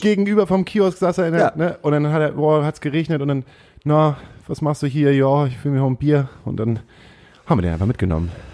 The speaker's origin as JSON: {"language": "German", "town": "Himmelpforten", "region": "Lower Saxony", "country": "Germany", "tie": "born or raised there", "also_born_or_lived": "Stade", "moved": "yes", "lives_now": "Hamburg, Germany", "said": "mein Vater hat einen landwirtschaftlichen Betrieb gehabt, den haben wir im Breitenwisch ähm, gehabt"}